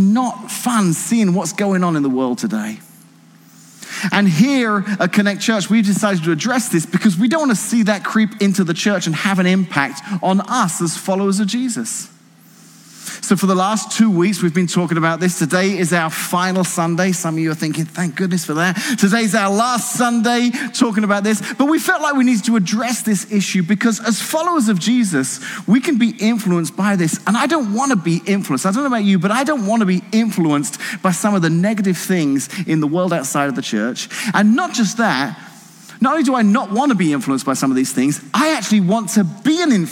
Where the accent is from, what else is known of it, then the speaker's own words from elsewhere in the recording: England, United Kingdom; now in Washington, United States; I'm not even from New England, I'm from Old England, okay? So where I'm from in the United Kingdom